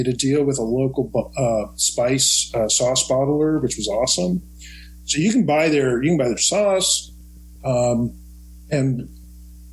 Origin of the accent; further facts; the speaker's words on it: Kansas City, Missouri, United States; growing up in Kansas City